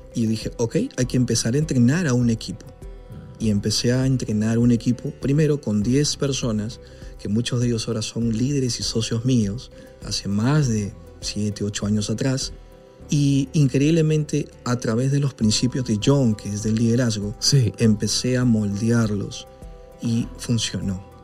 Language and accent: Spanish; Peru